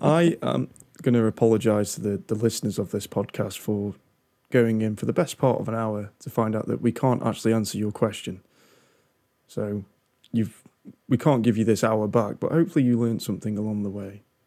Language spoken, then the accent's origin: English; United Kingdom; I'm British